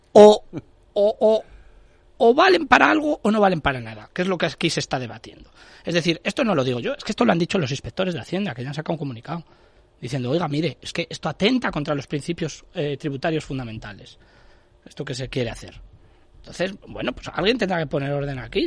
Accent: Castile and León, Spain; yo soy castellano y leonés

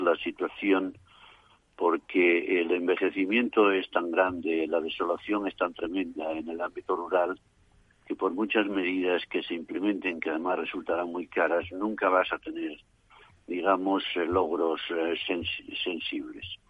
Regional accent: Asturias, Spain; moved away; mi tierra asturiana

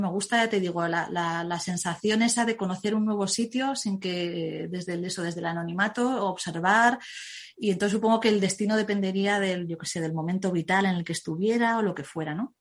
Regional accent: Zaragoza, Aragon, Spain; yo es que soy de Zaragoza

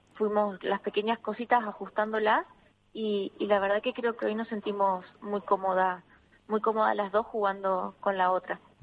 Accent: Argentina; now in Madrid, Spain; poder ser un referente en mi país

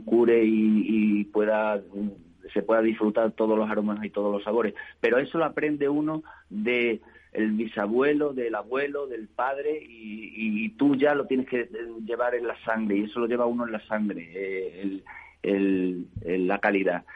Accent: Monesterio, Extremadura, Spain; mi pueblo de Monesterio

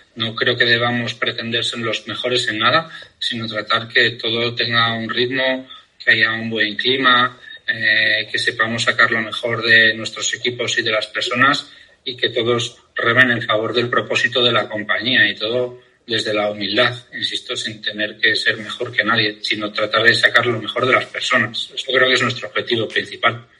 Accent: Pamplona, Navarre, Spain; moved away as an adult; soy de Pamplona

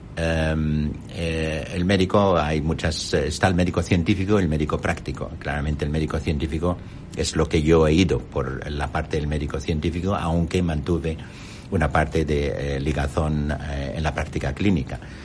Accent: Amman, Amman Governorate, Jordan; Spanish is a second language; moved away as an adult; now in Spain; yo nací en Amán

